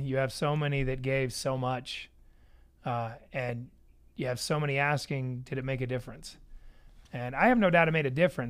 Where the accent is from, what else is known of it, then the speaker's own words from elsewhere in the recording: Idaho, United States; now in Cedar City, United States; do you have a lot of traffic here in Cedar City? I was from Idaho.